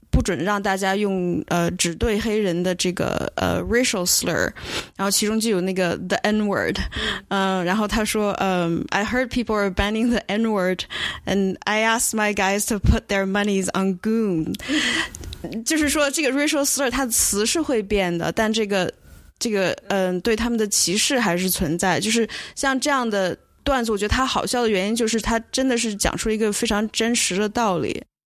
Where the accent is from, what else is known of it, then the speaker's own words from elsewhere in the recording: China; moved away; 因为我是中国人